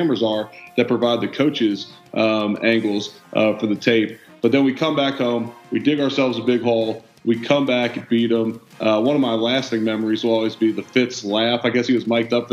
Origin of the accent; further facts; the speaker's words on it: Cincinnati, Ohio, United States; moved away; I was originally from Cincinnati